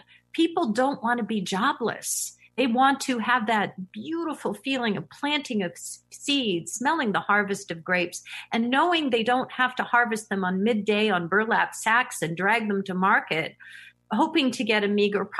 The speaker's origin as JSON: {"language": "English", "area": "San Francisco Bay Area", "region": "California", "country": "United States", "tie": "born or raised there", "said": "born and raised in the San Francisco Bay Area"}